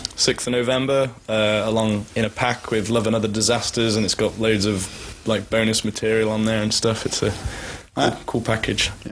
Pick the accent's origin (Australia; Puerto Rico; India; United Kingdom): United Kingdom; England; moved away as an adult; now in Sweden; I'm English, but I'm living in Sweden now, so this is like my home country now